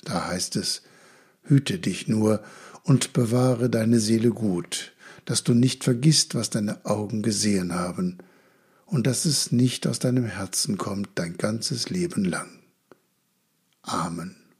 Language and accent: German; Germany; Als Deutsche